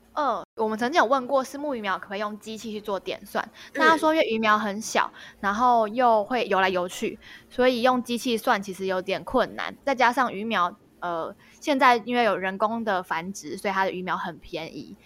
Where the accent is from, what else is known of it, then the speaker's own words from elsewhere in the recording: Taipei, Taiwan; moved away; also born or lived in Qigu, Tainan; 因为我是台北人，我以前比较少听到人家讲吴国语的台语